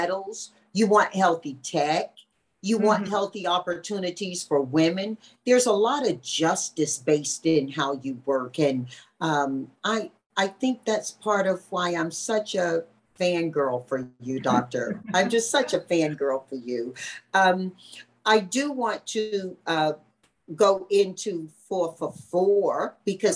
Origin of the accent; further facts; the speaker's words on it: Tarboro, North Carolina, United States; in my hometown, Tarboro, North Carolina, very small southern town